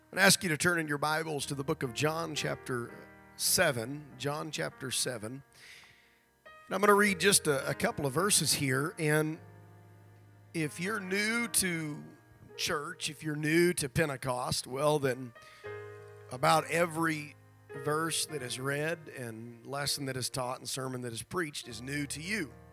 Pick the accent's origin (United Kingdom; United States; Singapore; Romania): United States; Nebraska; moved away; back in my home district, which where I grew up in Nebraska